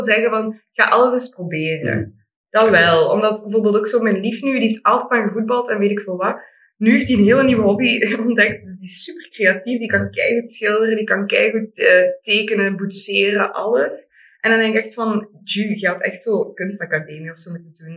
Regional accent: Limburg, Flanders, Belgium; bij ons in Limburg

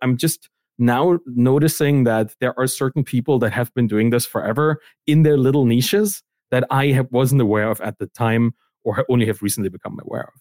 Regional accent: East Germany, Germany; I come from East Germany. That's kind of where I grew up

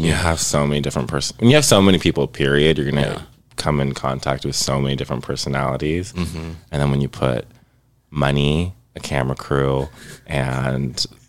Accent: Southern California, United States; I'm from Southern California

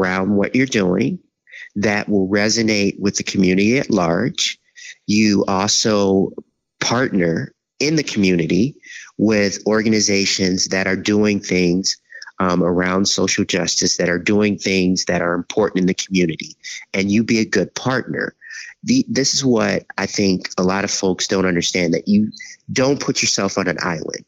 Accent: Chicago, Illinois, United States; moved away as an adult; growing up in Chicago

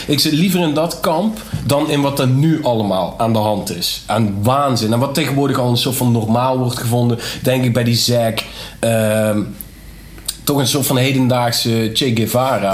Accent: Nederweert, Limburg, Netherlands; ik kom uit Nederweert

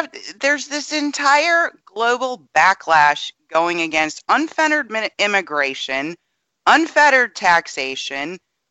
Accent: United States; I, as an American

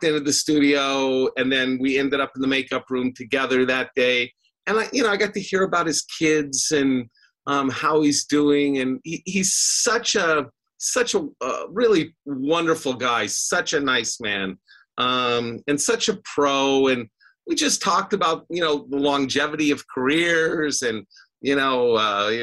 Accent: Vancouver, Washington, United States; I was raised in Vancouver. It was a really nice place. It was small townish.

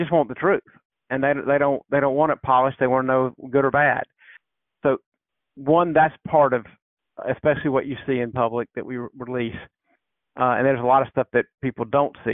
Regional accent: South Carolina, United States; I grew up in South Carolina

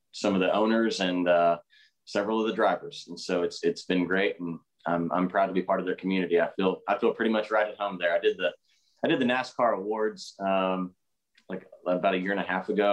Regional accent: Midwest, United States; I'm from the Midwest

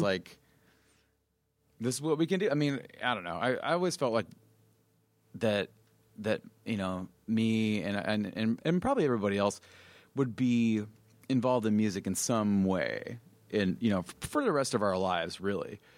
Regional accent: Mesa, Arizona, United States; we grew up in in Mesa, which is an eastern suburb of Phoenix

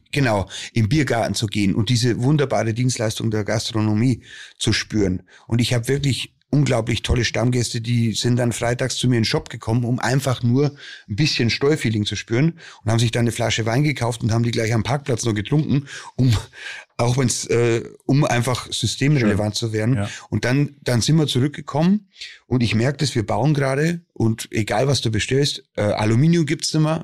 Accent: Bavarian Forest, Germany; bei uns im Bayerischen Wald

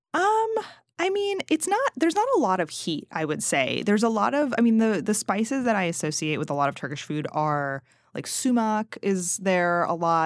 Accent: Princeton, United States; moved away; also born or lived in Massachusetts; I'm originally from Princeton, and there's Small World Coffee there.

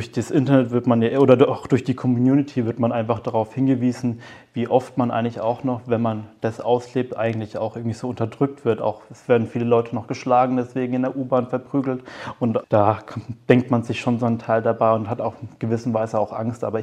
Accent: Nuremberg, Bavaria, Germany; Auf der einen Seite bin ich Nürnberger und bin hier aufgewachsen

